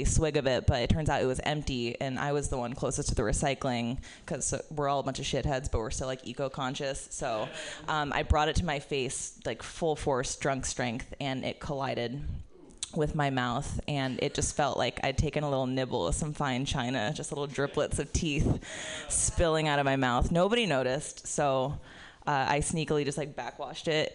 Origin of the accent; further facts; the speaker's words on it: Florida, United States; moved away as an adult; also born or lived in New York; having spent 17 years growing up in Florida